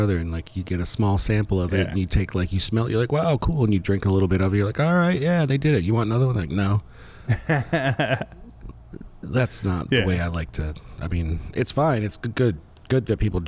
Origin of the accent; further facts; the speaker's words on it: Fort Lauderdale, Florida, United States; moved away; growing up down in like the Fort Lauderdale area